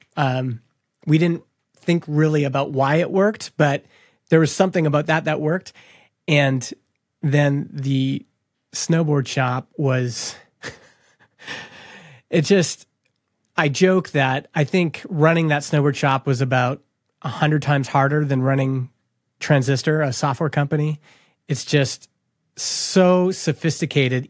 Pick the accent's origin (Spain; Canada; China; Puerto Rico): Canada; I grew up in Canada